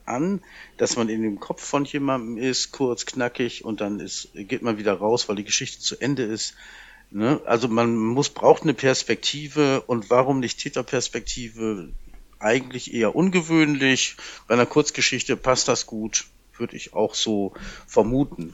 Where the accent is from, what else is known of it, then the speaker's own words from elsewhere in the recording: Oldenburg, Lower Saxony, Germany; ich komme ja ursprünglich aus Oldenburg